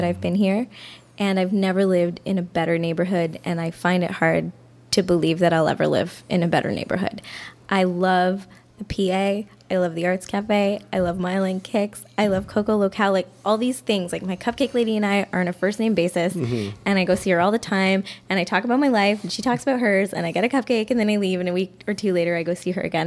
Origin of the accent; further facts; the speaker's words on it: Cornwall, Ontario, Canada; also born or lived in Toronto; now in Montreal, Canada; I grew up in Cornwall, which is half that size